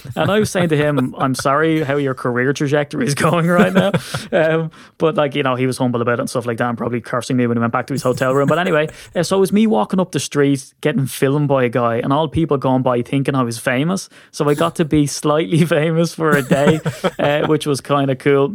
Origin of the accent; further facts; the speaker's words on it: Ireland; what I get as an Irishman